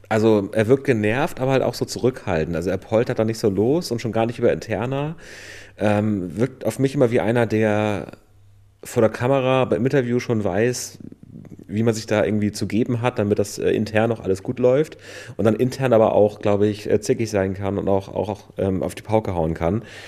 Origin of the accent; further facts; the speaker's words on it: northern Germany coast, Germany; now in Vienna, Austria; wir kommen ja beide da aus dem Norden von der Küste